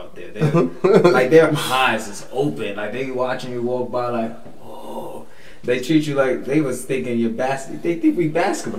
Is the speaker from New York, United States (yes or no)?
yes; New York City, New York, United States; We'd be like, "Brooklyn."